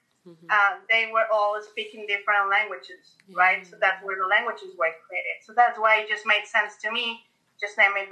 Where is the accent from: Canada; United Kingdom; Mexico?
Mexico; moved away as an adult; now in Florida, United States; we're originally from Mexico